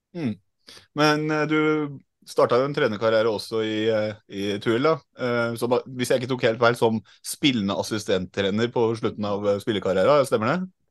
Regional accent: Trondheim, Trøndelag, Norway; Jeg kommer fra Trondheim

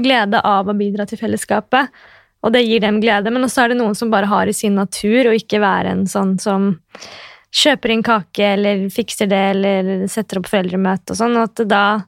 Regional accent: Oslo, Norway; accent: kebabnorsk; Nå er jeg født og oppvokst på Oslo S, da, jeg, og jeg bor der i tillegg.

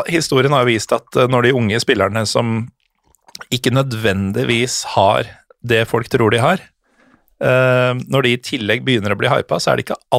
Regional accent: Norway; som jo er en helt enorm kontrast for meg som nordmann. Da. Som eh, når jeg går rundt i Lillestrøm

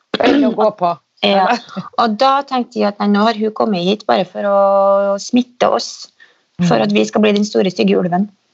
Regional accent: Steinkjer, Trøndelag, Norway; der vi vokste opp, på, på Lerkehaug da, i Steinkjer

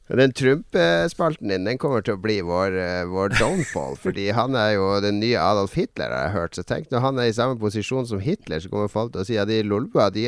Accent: Northern Norway, Norway; Så da blir det liksom sånn at jeg legger om dialekta litt for at de skal skjønne den her nordlendingen.

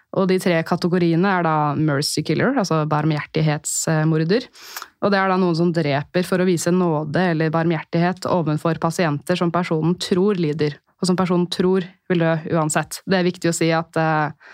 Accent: Holmestrand, Vestfold, Norway; jeg er jo fra Holmestrand

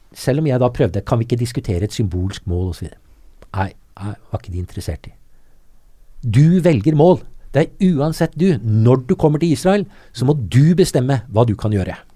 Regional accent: Norway; som nordmann med norsk pass

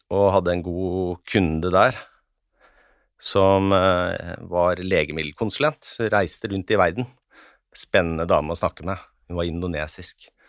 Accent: Hedmarken, Innlandet, Norway; Jeg er fra Hedmarken

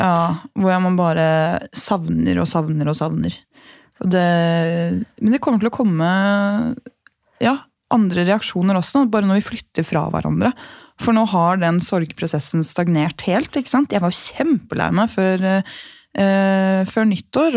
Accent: Gol, Buskerud, Norway; moved away; jeg hadde bodd hjemme på Gol

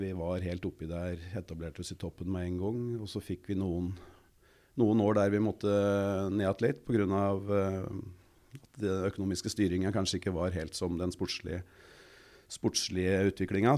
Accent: Kapp, Innlandet, Norway; Vokste opp helt nede på Mjøsa, hjemme på Kapp

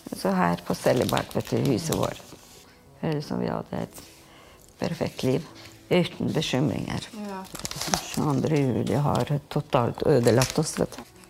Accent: Kosovo; now in Fredrikstad, Norway; Vi er fra Kosovo

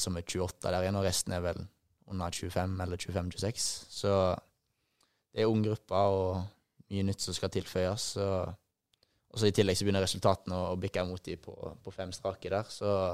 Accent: Haugesund, Rogaland, Norway; moved away as an adult; also born or lived in Bergen; now in Poznań, Poland; det jeg hadde her hjemme i Haugesund

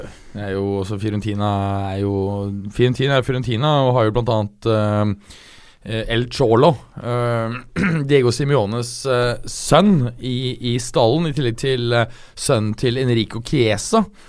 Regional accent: Norway; jeg er norsk

